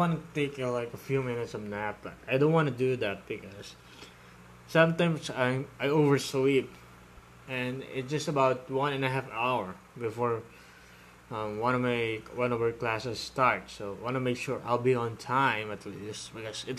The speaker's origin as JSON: {"language": "English", "country": "Philippines", "said": "I'm from Philippines"}